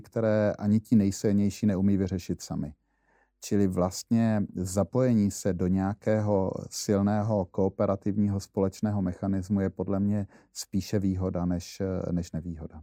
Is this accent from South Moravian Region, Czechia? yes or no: yes; Brno, South Moravian Region, Czechia; já jsem Brňák